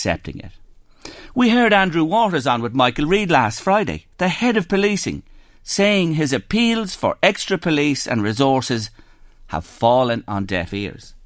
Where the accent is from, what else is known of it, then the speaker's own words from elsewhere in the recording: Drogheda, Leinster, Ireland; my hometown, Drogheda. You see, I was born and reared in this town